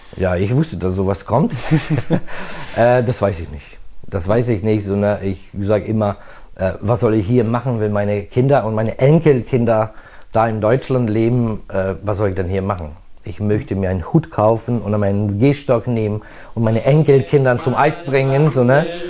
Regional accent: Novi Sad, Vojvodina, Serbia; moved away as an adult; also born or lived in Budapest, Hungary; now in Germany; ich bin in Budapest in Ungarn geboren und hier im Novi Sad groß geworden.

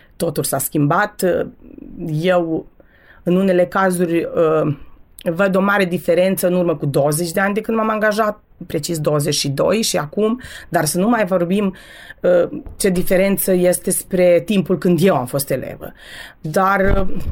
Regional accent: Torac, Vojvodina, Serbia; first language Romanian; moved away as an adult; now in Zrenjanin, Serbia; 40 de ani am locuit la Torac, sunt toreceană pe viață

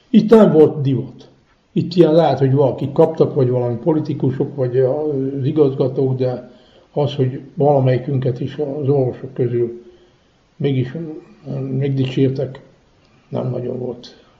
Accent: Feketić, Vojvodina, Serbia; also born or lived in Rakovó (birthplace); jöttünk hegyesre, és itt közben tudtunk magyarul

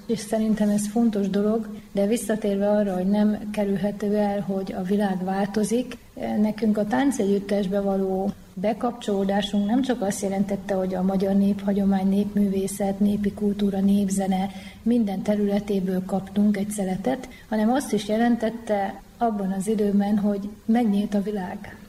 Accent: Jászapáti, Jász-Nagykun-Szolnok, Hungary; mi Jászapátén egy zárt közösségbe éltünk, ami nagyon erős jársági hagyományokkal rendelkezett. Ez egy tízezer fős település, ahol szinte mindenki ismert mindenkit

